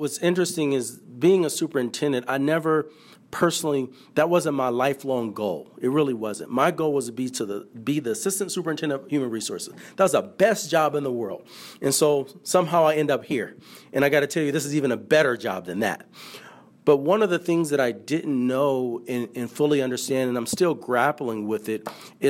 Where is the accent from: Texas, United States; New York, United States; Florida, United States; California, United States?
California, United States; San Francisco; I grew up born and raised in San Francisco, in the city of San Francisco.